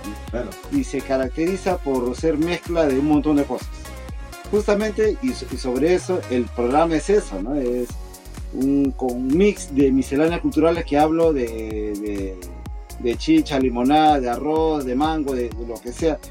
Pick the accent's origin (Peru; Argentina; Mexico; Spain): Peru; accent: Peruvian; moved away as an adult; also born or lived in Lima; now in Japan; Soy peruano, como, como ustedes podrán colegir de, mi acento, ¿no? Soy peruano, vivo acá en Japón 20 años.